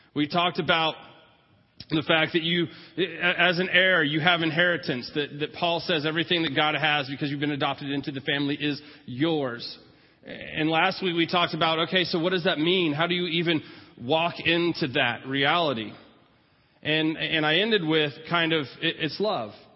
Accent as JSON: {"language": "English", "region": "California", "country": "United States", "tie": "born or raised there", "moved": "yes", "said": "I was from California during my high school years"}